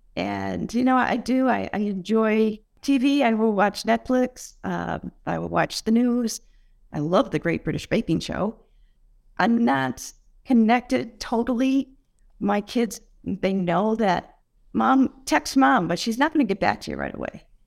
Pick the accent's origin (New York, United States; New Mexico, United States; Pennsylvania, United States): New York, United States; Buffalo; now in Southport, United States; I grew up in Buffalo